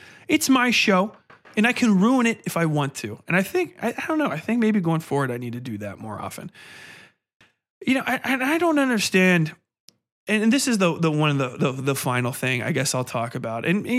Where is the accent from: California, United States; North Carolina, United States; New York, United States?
New York, United States; Manhattan; You know, I'm from Manhattan. I couldn't be racist. I'm from Manhattan.